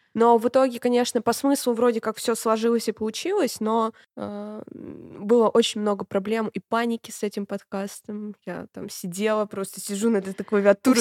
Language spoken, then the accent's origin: Russian; Voronezh, Voronezh Oblast, Russia; мы очень гордимся тем, что мы из Воронежа